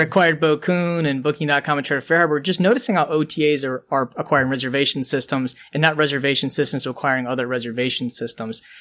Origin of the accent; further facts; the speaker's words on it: Detroit, Michigan, United States; we're from Detroit